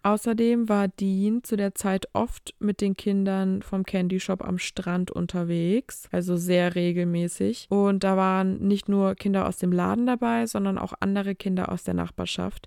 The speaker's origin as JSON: {"language": "German", "country": "Germany", "said": "bei uns in Deutschland"}